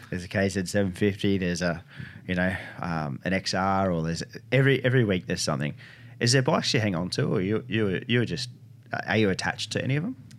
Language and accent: English; Northern New South Wales, Australia; growing up in Northern New South Wales